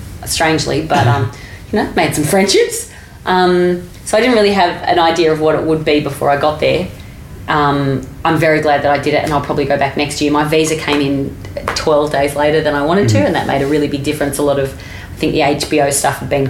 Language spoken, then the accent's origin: English; Australia; I'm Australian and my accent